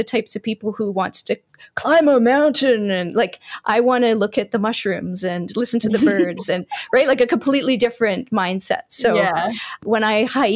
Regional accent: Canada; being a Canadian born and raised, I'm cold hardy

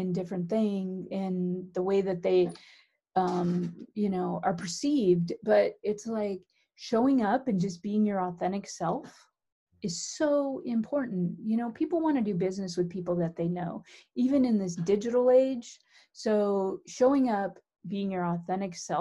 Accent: San Francisco, California, United States; I'm from the Bay Area, San Francisco

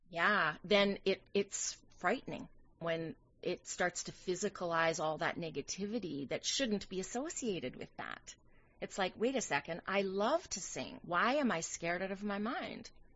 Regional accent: Canadian Prairies, Canada; now in New York City, United States; I'm a Canadian girl by birth. Yes, I'm from the Canadian prairies.

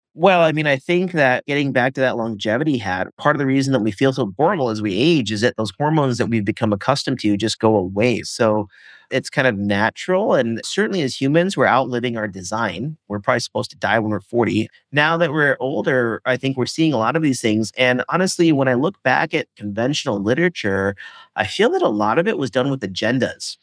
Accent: Indiana, United States; I grew up in Indiana

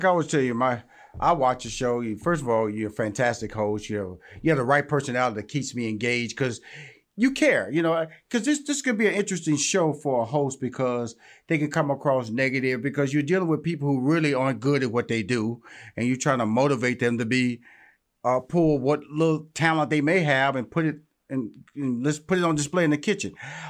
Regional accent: Houston, Texas, United States; I'm from Houston, Texas, and I know a Southern draw when I hear

